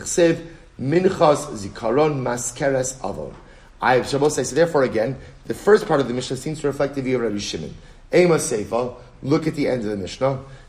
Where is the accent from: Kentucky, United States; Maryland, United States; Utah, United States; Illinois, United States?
Maryland, United States; Baltimore; My wife's Rachel. We're both from Baltimore.